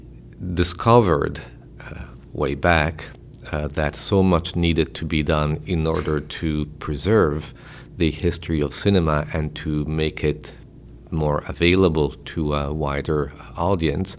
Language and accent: English; Italy; moved away as an adult; now in Rochester, United States; I was born in Italy, where I worked as a journalist